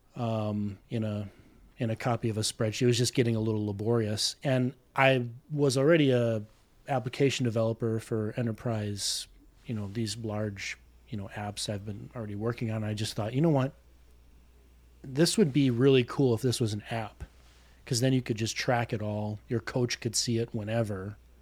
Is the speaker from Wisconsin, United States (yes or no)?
yes; South Milwaukee, Wisconsin, United States; accent: Midwestern; I've been here all my life, born and raised, uh, South Milwaukee, which is southeastern Wiscon-